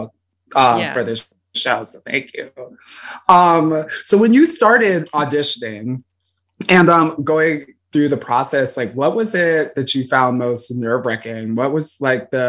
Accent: Chicago, Illinois, United States; I'm from Chicago

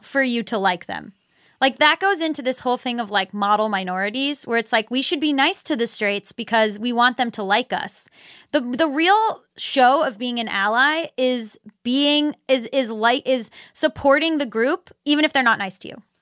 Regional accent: Florida, United States; I'm from Florida

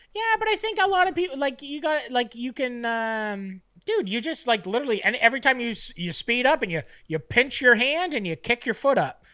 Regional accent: Fort Erie, Ontario, Canada; a kid growing up in Fort Erie

